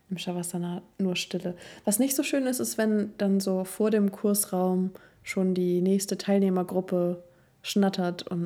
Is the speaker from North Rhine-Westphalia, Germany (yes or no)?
no; Cuxhaven, Lower Saxony, Germany; moved away; ich komme ja aus dem Norden. Aus Cuxhaven. Von der Nordsee. Von der Nordseeküste.